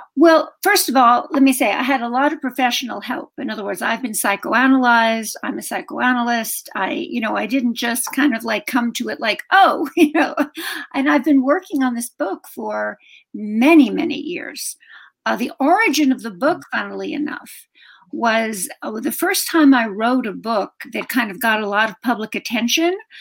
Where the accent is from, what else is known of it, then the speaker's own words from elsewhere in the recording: New York City, New York, United States; moved away as an adult; I was from Brooklyn, from a working class family in Brooklyn